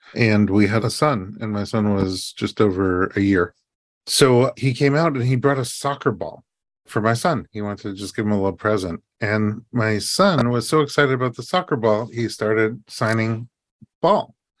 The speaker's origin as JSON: {"language": "English", "town": "New York City", "region": "New York", "country": "United States", "tie": "born or raised there", "moved": "yes", "lives_now": "Los Angeles, United States", "said": "We grew up in New York and they were in Brooklyn. We were in Staten Island"}